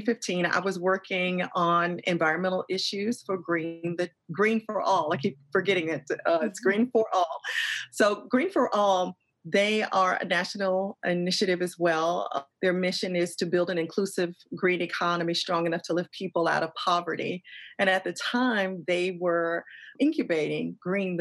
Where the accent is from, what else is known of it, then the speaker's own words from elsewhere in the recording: Atlanta, Georgia, United States; moved away; I am from the South. I'm actually in Atlanta, Georgia right now, visiting my mom. So this is home for me.